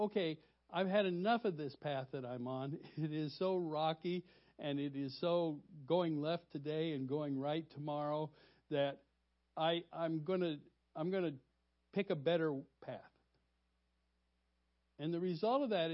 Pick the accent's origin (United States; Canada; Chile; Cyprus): United States; Colorado; now in Peoria, United States; I grew up in Colorado